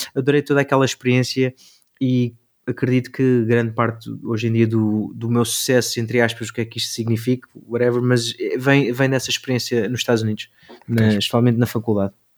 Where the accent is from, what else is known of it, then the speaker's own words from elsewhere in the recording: Algarve, Portugal; moved away as an adult; also born or lived in Seattle / Los Angeles; eu vinha do Algarve